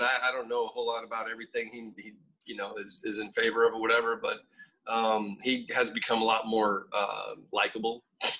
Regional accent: Florida, United States; I'm growing up in Florida.

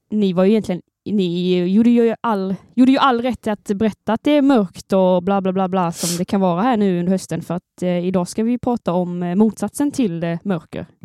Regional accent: Örnsköldsvik, Västernorrland County, Sweden; och jag är också från Övik.

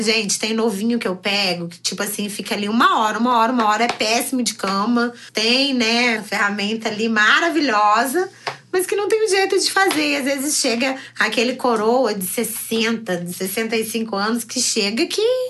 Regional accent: Curitiba, Paraná, Brazil; now in Rio de Janeiro, Brazil; Sou curitibana, mas atualmente moro no Rio de Janeiro.

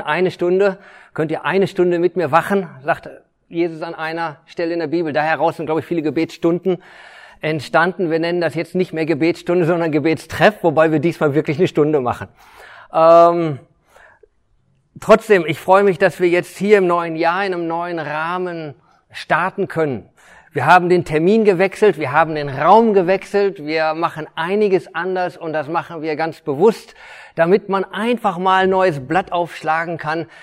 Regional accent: Detmold, North Rhine-Westphalia, Germany; ich bin eigentlich ja Detmolder, äh, bin hier groß geworden

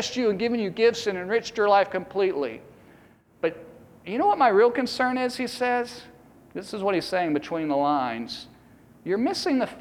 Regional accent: East Coast, United States; I grew up on the East Coast

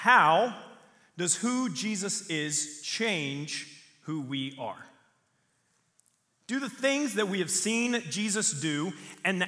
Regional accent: the South, United States; I grew up in the South

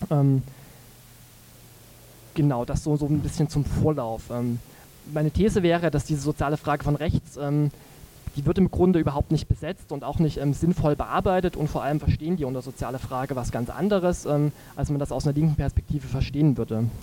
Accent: Dresden, Saxony, Germany; ich komme aus Dresden und habe in dem Buch einen Beitrag geschrieben

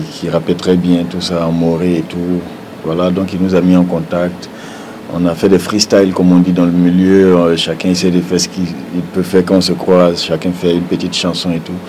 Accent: Burkina Faso; on est burkinabé

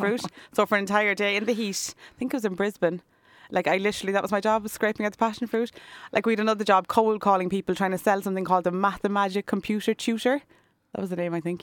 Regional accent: Cork, Munster, Ireland; I was born over in the South Infirmary Hospital. I, yeah, I've lived in Cork City all my life practically

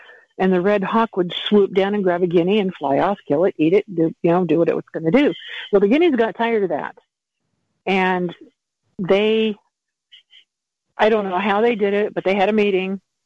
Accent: Montana, United States; I'm from Montana

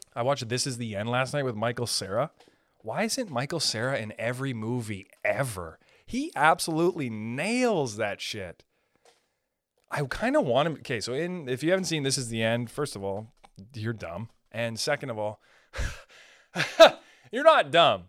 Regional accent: Canada; I'm a Canadian

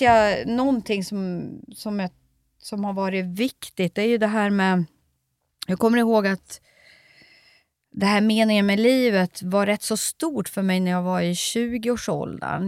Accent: Sweden; varför är jag född i Sverige

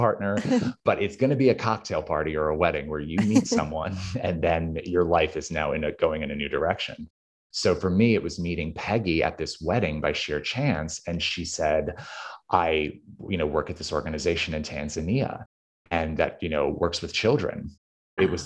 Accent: New York City, New York, United States; I grew up in New York City

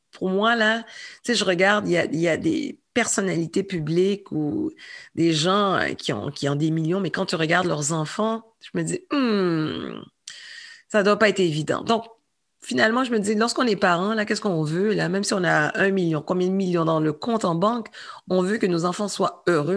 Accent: Quebec, Canada; also born or lived in Saint-Michel, Montreal; je suis une Québécoise

